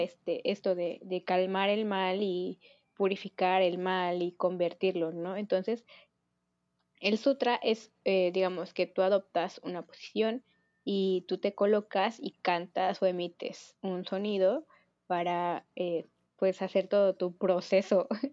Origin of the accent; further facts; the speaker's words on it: Mexico; somos mexicanos